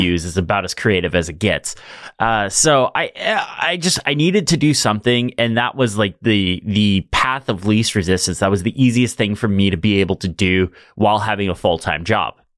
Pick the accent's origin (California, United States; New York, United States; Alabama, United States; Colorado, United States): California, United States; Fresno; I'm from Fresno, California.